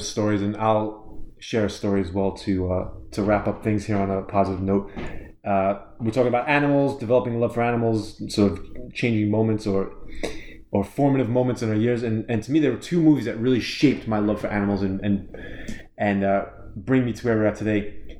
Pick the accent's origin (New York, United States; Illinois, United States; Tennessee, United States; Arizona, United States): New York, United States; New York City; now in California, United States; I grew up in Coney Island. I have a beach right there, but our beach in the 80s was not that clean and yada yada. So I didn't grow up with a lot of nature